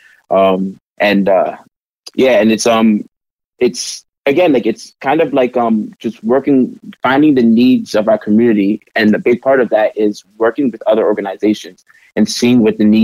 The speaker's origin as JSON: {"language": "English", "region": "New York", "country": "United States", "moved": "as an adult", "lives_now": "Portland, United States", "said": "I'm actually from New York. I'm a first generation American"}